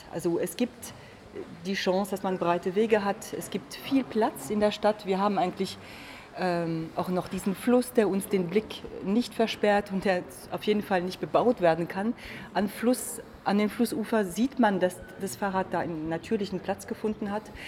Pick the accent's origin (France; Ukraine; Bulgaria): France; German is a second language; now in Magdeburg, Germany; als Französin